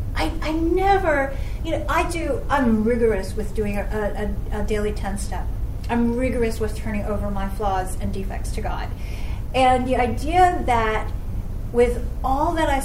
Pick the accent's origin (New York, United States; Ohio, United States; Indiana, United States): New York, United States; New York City; moved away as an adult; now in Los Angeles, United States; I am from New York City and now live in LA. I've lived in LA for over 11 years now.